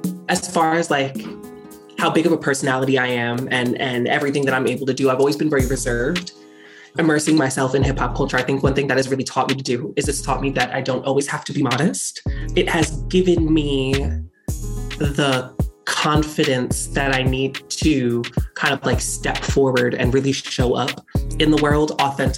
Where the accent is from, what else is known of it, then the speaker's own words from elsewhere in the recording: Neptune Township, New Jersey, United States; I am from Neptune Township, New Jersey